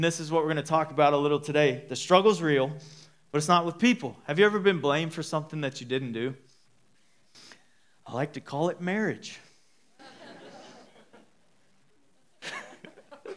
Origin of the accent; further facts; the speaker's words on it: Dallas, Texas, United States; moved away as an adult; now in Midland, United States; We're from Dallas-Fort Worth, so my parents live there, her parents live there.